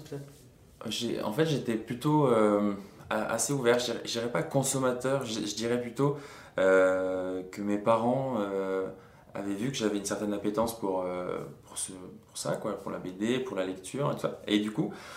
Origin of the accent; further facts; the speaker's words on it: Bastia, Corsica, France; moved away as an adult; also born or lived in Mantes-la-Jolie; je suis né à monte la jolie et deux semaines après j'étais à Bastia